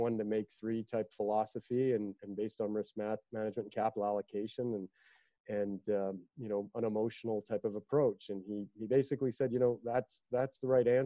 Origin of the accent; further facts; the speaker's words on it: Calgary, Alberta, Canada; I was the kid from Calgary